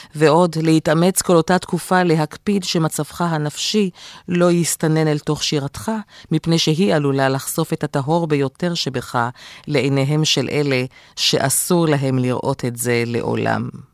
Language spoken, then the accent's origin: Hebrew; Israel